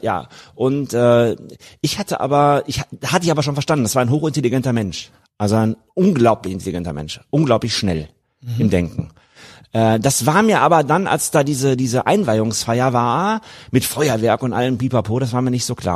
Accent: Germany; moved away; ich war Deutscher.

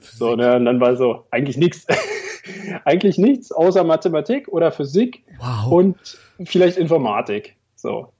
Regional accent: Berlin, Germany; accent: Berliner; also born or lived in eastern Germany; 22 Jahre in Berlin. Insofern bin ich leider nicht gebürtiger Berliner, aber meine ganze Familie kommt aus Berlin und deswegen sind wir auch irgendwann wieder zurückgezogen

